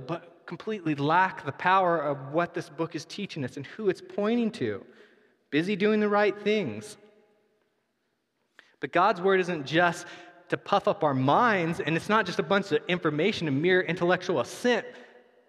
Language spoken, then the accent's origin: English; United States; We're American